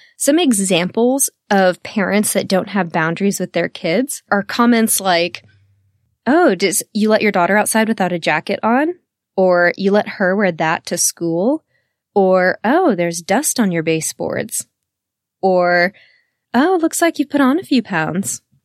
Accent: Texas, United States; I'm born and raised in the South, in Texas

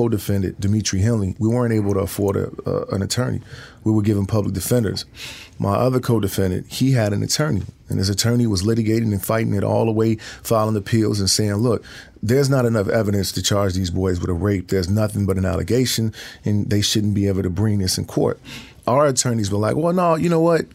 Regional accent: Chicago, Illinois, United States; I'm from Chicago, and I made my way to Wisconsin

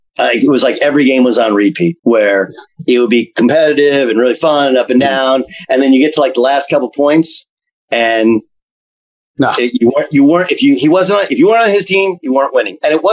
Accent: West Coast, United States; and I'm from West Coast.

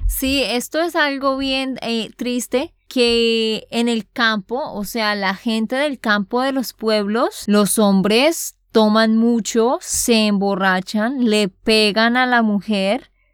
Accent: Santander, Colombia; de Santander, Colombia

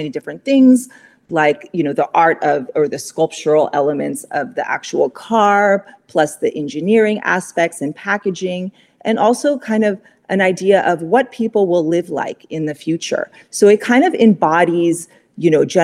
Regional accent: Pasadena, California, United States; I grew up in Pasadena

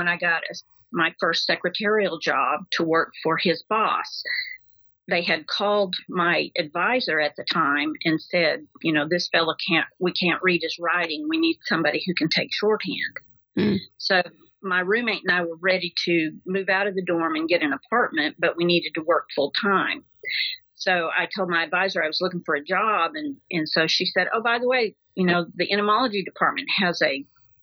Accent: Decatur, Arkansas, United States; I grew up in Decatur, Arkansas

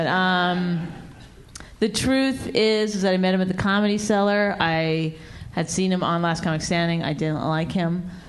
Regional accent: Canada; I mean, I'm Canadian. I apologize all the time anyway

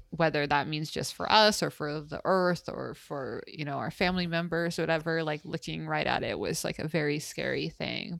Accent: United States; the privilege of being American

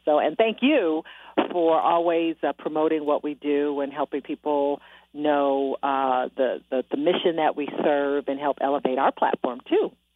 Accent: Detroit, Michigan, United States; moved away as an adult; also born or lived in Miami / Milwaukee / Austin, Texas; my hometown, Detroit, Michigan

